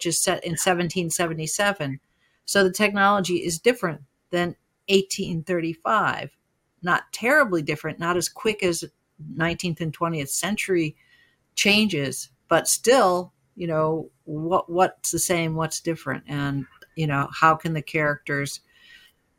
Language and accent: English; Utica, New York, United States; I grew up in Utica